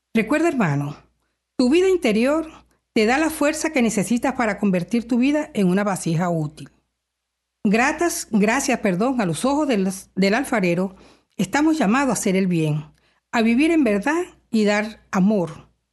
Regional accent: Venezuela; now in Canada; soy venezolana

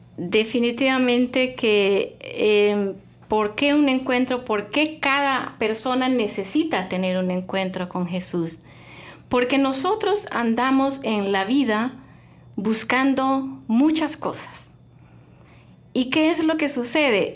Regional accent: Honduras; moved away; yo soy ah, hondureña, eh, llegué aquí hace mucho tiempo, hace ya unos 30 años

